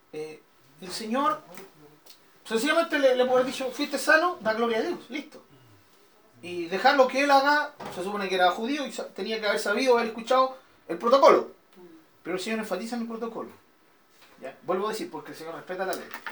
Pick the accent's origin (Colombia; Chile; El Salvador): Chile; nosotros somos todos chilenos y aunque no fuéramos chilenos estamos viviendo en Chile